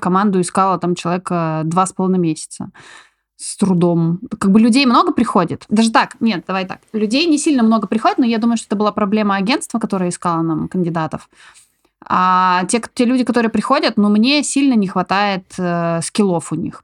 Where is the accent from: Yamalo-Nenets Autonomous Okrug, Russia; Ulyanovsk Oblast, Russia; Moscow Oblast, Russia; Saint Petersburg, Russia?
Yamalo-Nenets Autonomous Okrug, Russia; Novy Urengoy; moved away as an adult; also born or lived in Tobolsk, Russia / Poland; now in Barcelona, Spain; я родилась вообще в Сибири, в Тобольске, ничего не предвещало вообще моим, моим оказаться в, в Испании, в Барселоне. Вот пошла, ну там, как родители меня таскали, в общем, в детстве мы жили в Новом Уренгое